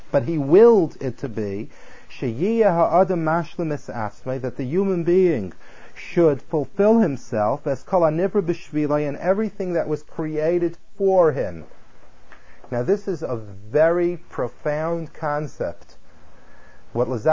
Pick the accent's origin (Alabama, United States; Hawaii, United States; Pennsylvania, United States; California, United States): California, United States; I come from California